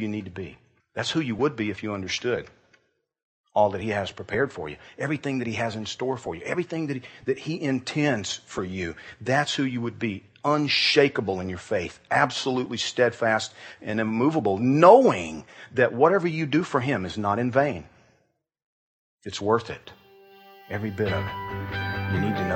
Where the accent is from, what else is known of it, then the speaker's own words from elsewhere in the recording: Georgia, United States; I grew up in Georgia.